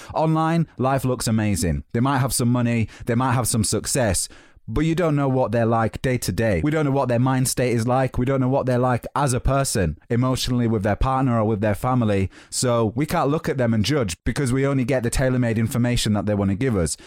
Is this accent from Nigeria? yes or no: no; Yorkshire and the Humber, United Kingdom; moved away as an adult; now in London, United Kingdom; I'm from Yorkshire.